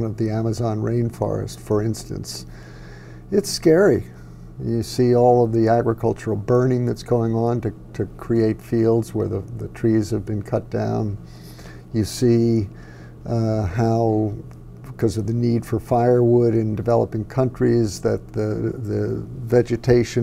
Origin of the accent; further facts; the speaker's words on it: United States; also born or lived in New York City; I was born in New York City and lived there for the first 7 years. Then we moved up to the suburbs, but frequently went back into the city.